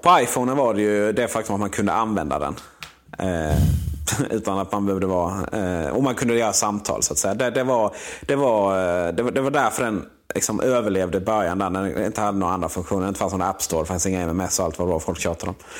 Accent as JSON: {"language": "Swedish", "region": "Blekinge", "country": "Sweden", "moved": "yes", "said": "där hemma i Blekinge"}